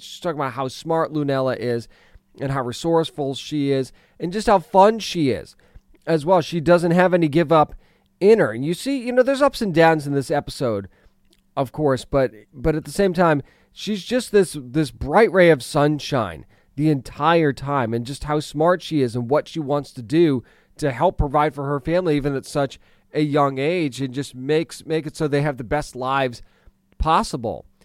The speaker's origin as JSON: {"language": "English", "region": "New England", "country": "United States", "tie": "born or raised there", "said": "I grew up in New, eh, partially in New England"}